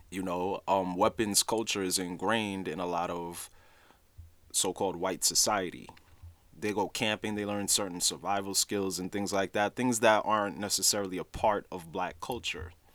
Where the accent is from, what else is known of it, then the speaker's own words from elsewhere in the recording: New York City, New York, United States; also born or lived in Haiti (ancestry); I'm Haitian, so even though I was born in Brooklyn, New York, my parents, they're both Haitian natives